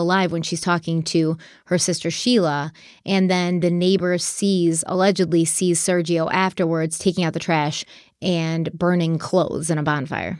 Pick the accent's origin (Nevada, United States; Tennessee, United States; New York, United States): New York, United States; Buffalo; the Buffalo Bills, which is my hometown football